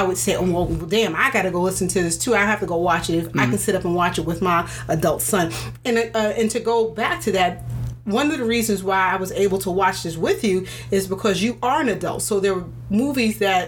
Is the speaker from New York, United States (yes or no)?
yes; New York City, New York, United States; I grew up in Queens